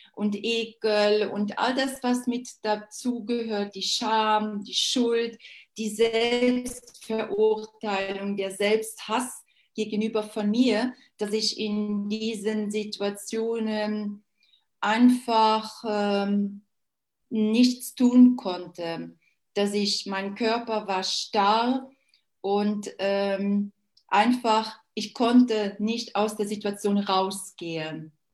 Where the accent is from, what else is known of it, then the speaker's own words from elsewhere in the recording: Luxembourg; Ich bin Luxemburgerin